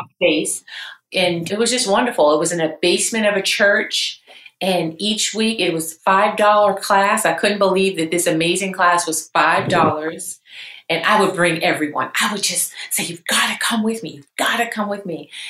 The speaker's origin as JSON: {"language": "English", "town": "Charlotte", "region": "North Carolina", "country": "United States", "said": "I'm from Charlotte, North Carolina. That's where I reside."}